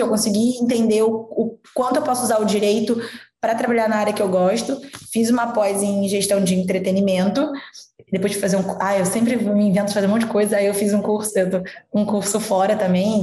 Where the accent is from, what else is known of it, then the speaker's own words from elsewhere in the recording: interior of Rio de Janeiro state, Brazil; moved away as an adult; Eu sou do interior do Rio, então eu morava no Rio de Janeiro, fui fazer faculdade